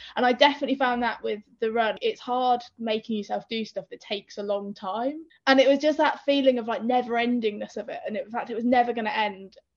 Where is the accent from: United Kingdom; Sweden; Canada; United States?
United Kingdom; Northampton, East Midlands; moved away; also born or lived in London; I'm from Northampton, middle of the Midlands